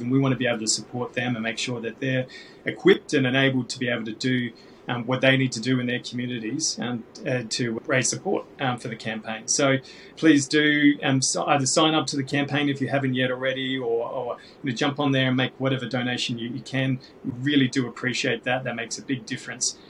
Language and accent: English; Australia; Australians get a choice about who our head of state is